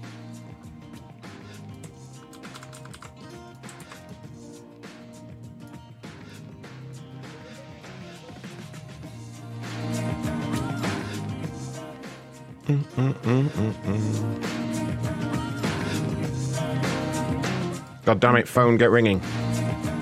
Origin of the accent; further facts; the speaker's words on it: England, United Kingdom; As an Englishman